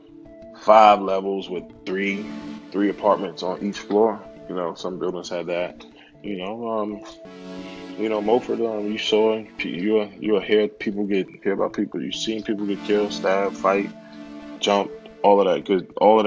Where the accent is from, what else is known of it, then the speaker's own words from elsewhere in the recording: Yonkers, New York, United States; I grew up in Yonkers, New York, man, in a municipal housing project